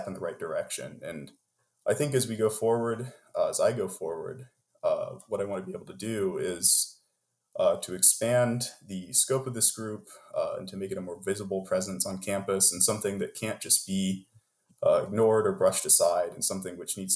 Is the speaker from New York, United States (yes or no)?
no; Macon, Georgia, United States; also born or lived in Florida / Alabama; I was born and raised in the American South, in the states of Florida, Alabama, and Georgia, far eastern corner of the United States.